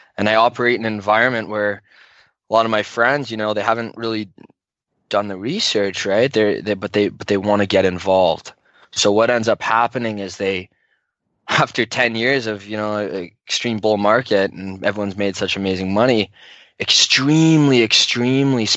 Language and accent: English; Canada; I'm a Canadian